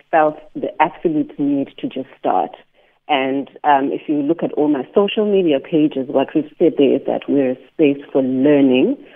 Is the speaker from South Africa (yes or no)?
yes; South Africa; first language Xhosa; English is a second language; as well as through the language of isiXhosa, which is my mother tongue.